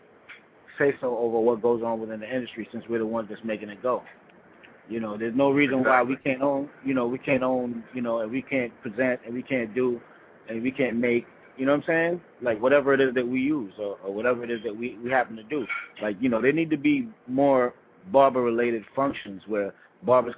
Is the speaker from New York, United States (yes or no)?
yes; New York, United States; I'm a barber from New York, from the Bronx